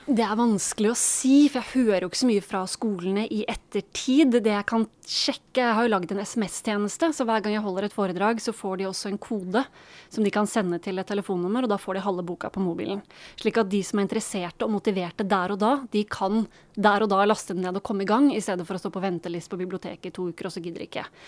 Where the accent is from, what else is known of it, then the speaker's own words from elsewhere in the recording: Norway; som nordmann